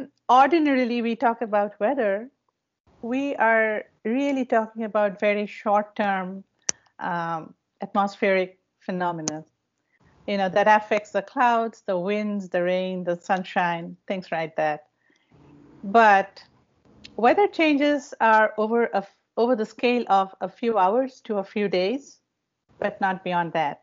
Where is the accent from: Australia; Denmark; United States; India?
India; moved away as an adult; Growing up in India, we had a privilege of visiting Himalayas